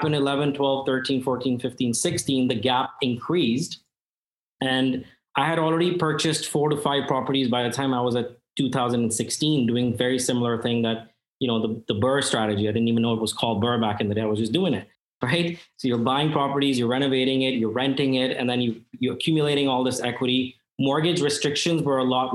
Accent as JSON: {"language": "English", "country": "India", "also_born_or_lived": "New York", "moved": "yes", "lives_now": "Toronto, Canada", "said": "I come from India where freehold land is very difficult to get"}